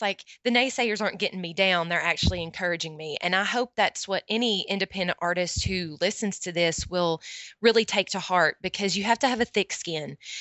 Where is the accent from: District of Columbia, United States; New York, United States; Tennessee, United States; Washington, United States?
Tennessee, United States; Morristown; My hometown is Morristown, Tennessee